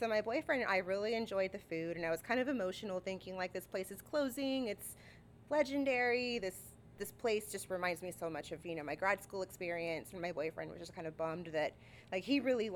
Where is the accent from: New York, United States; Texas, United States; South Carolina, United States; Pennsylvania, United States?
Texas, United States; San Marcos; also born or lived in Austin, Texas; I'm from San Marcos. I'm born and raised.